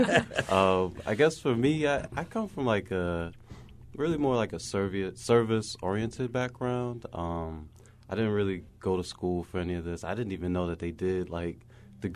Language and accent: English; Baltimore, Maryland, United States; growing up in Baltimore, you see the stuff